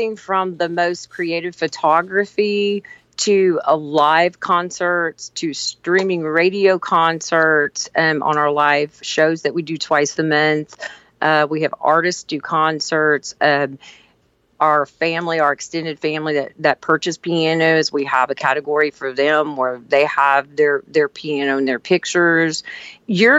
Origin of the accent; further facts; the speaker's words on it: southern Indiana, United States; also born or lived in Kentucky / Boonville, Indiana / Petersburg, Indiana; now in Tennessee, United States; I was born in Kentucky, and really, I guess I grew up in southern Indiana.